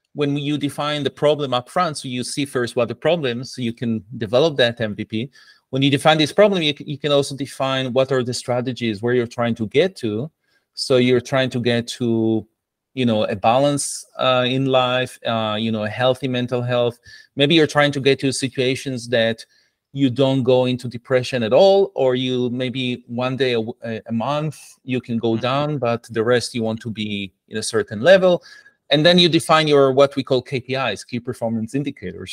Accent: Israel; English is a second language; moved away as an adult; I was uh, born and raised in Israel

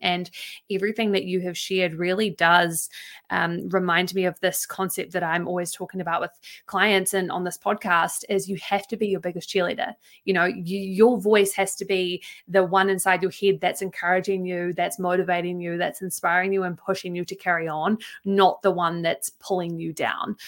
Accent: New Zealand; my circles that I've had growing up in New Zealand

